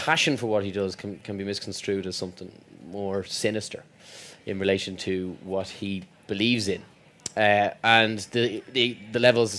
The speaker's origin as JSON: {"language": "English", "country": "Ireland", "moved": "yes", "said": "being Irish in the show is kind of important, given that the character's Irish"}